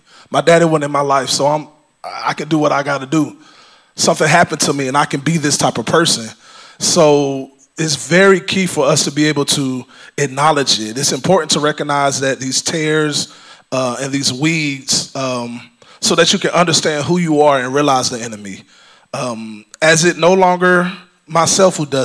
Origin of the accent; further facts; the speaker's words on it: Georgia, United States; I was born in Georgia. I was raised by my grandparents.